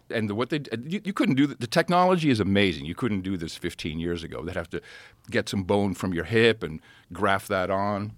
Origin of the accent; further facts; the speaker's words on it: Amsterdam, North Holland, Netherlands; moved away; I grew up in Amsterdam.